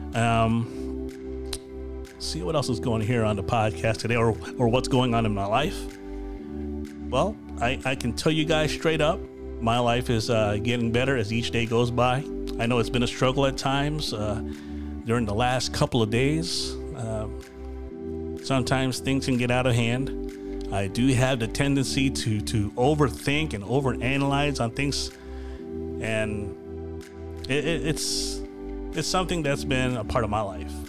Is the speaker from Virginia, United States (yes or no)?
yes; Virginia, United States; moved away; also born or lived in Florida; I was from Virginia and i lived in Florida and mainly I've hanged out with mostly Filipinos